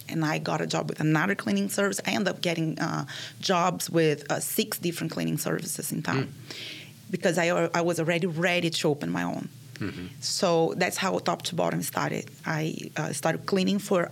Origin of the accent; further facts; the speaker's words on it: Rio de Janeiro, Brazil; English is a second language; moved away as an adult; now in United States; I'm from Brazil, yeah. From Rio de Janeiro, and I moved here 8 years ago